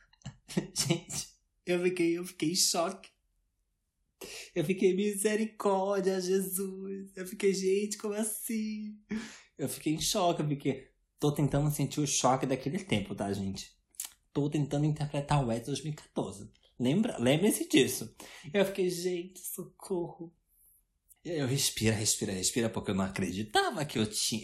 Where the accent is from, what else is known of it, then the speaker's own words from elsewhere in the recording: Brazil; moved away as an adult; eu nunca acharia que eu ia sair do Brasil aos 21 anos